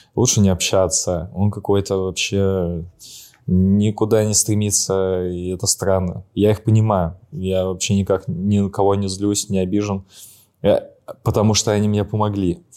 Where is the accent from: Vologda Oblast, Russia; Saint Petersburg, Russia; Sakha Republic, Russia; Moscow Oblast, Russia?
Saint Petersburg, Russia